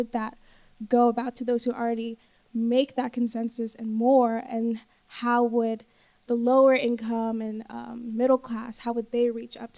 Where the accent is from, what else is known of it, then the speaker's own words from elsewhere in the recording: United States; now in London, United Kingdom; I'm actually from America. I'm studying here in central London.